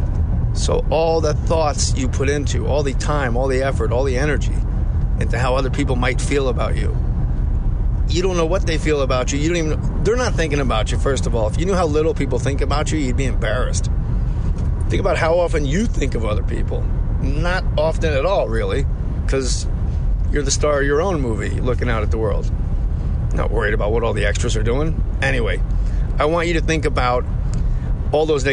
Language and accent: English; Verona, New Jersey, United States; I'm from Verona, New Jersey